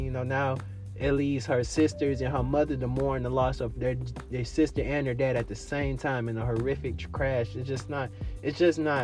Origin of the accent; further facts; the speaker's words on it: Miami, Florida, United States; I grew up in Miami and I was a Wade fan